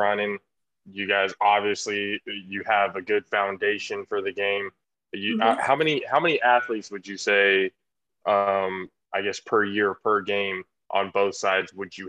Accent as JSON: {"language": "English", "town": "San Jose", "region": "California", "country": "United States", "tie": "born or raised there", "also_born_or_lived": "Texas", "said": "But I've been in San Jose. I've been in San Jose since I was 9 years old. So I tell people that, yeah, I'm born in Texas, but yes, I was raised over here in San Jose."}